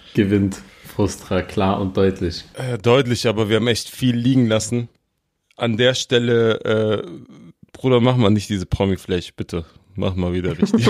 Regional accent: Berlin, Germany; Ich als Berliner

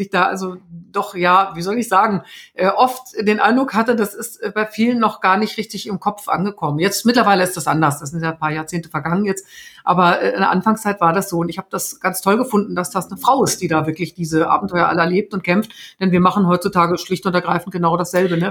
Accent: Germany; Bei uns in Deutschland

